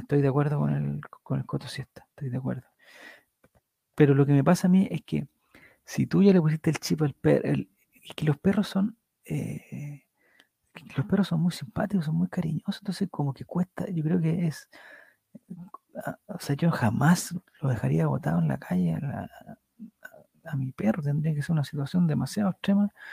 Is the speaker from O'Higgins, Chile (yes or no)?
no; Calama, Antofagasta, Chile; moved away; also born or lived in Valparaíso; Nací y crecí en Calama y viví mil años en Valparaíso.